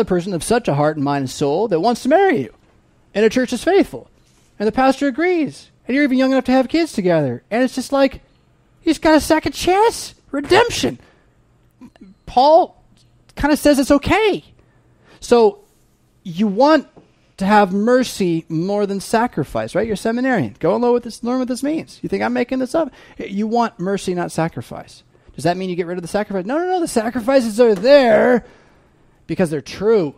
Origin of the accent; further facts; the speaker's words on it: United States; we as American Christian Lutheran English speakers